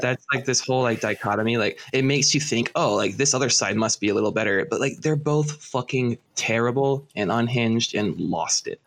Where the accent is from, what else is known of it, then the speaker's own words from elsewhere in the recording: Birmingham, Alabama, United States; now in Syracuse, United States; I grew up in Birmingham, Alabama, surrounded by fucking cons